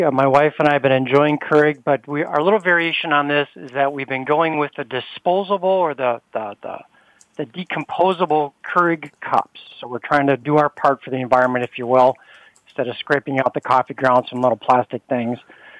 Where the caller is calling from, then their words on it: Detroit, Michigan, United States; Hey, Bonnie, I'm calling from Detroit, Michigan